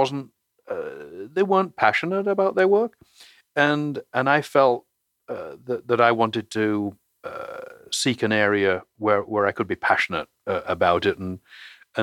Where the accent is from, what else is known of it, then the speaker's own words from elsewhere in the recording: England, United Kingdom; moved away; as probably my accent suggests, I was born in England